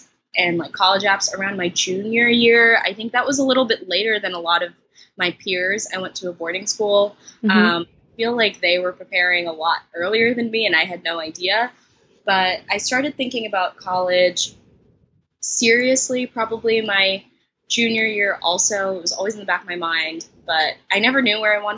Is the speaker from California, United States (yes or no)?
no; New York City, New York, United States; I'm from Brooklyn, New York, and I attend Bard College